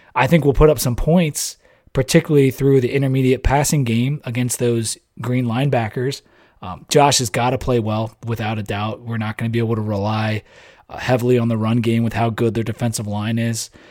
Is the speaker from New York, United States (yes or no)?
no; Delaware, United States; I'm from Delaware